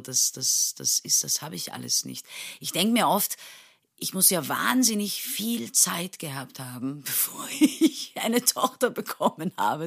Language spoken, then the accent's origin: German; Istanbul, Turkey; moved away as an adult; now in Vienna, Austria; ich bin ja geboren und aufgewachsen in Istanbul